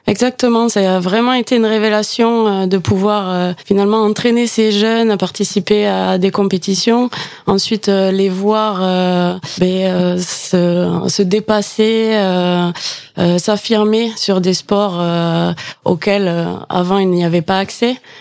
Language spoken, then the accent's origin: French; Gers, Occitania, France; also born or lived in Toulouse; je suis originaire du Gers. Mon accent va me trahir, je pense